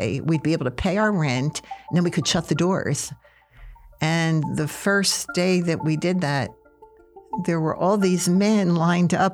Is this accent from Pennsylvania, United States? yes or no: yes; Philadelphia, Pennsylvania, United States; now in Nebraska, United States; I was born in Philadelphia in 1950, and I grew up in a very typical neighborhood